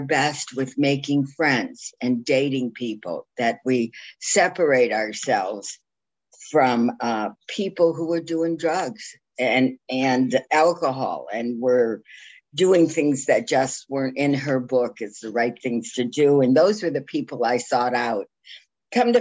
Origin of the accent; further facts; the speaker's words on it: Toledo, Ohio, United States; now in Jacksonville Beach, United States; I grew up north in Ohio, far north in Ohio